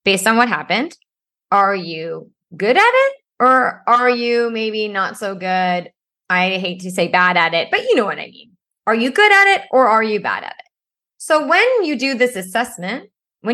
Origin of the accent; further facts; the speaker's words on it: Ottawa, Ontario, Canada; I grew up in Ottawa